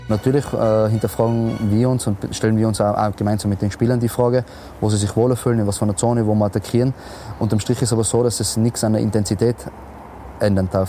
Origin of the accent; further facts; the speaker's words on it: Tyrol, Austria; als Österreicher